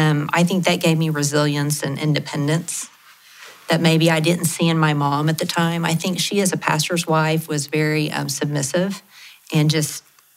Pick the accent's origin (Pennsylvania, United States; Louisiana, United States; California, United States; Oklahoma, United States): Oklahoma, United States; Lawton; I grew up in Latin. My dad was a preacher. My mom was a teacher.